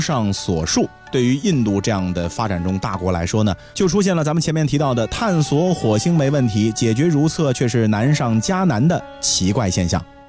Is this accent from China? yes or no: yes; China; 咱们现在的中国人